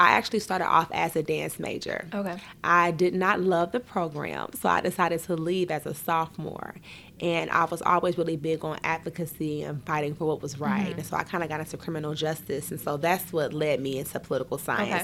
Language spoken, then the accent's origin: English; Dayton, Ohio, United States; growing up in Dayton, Ohio, it's a pretty small town.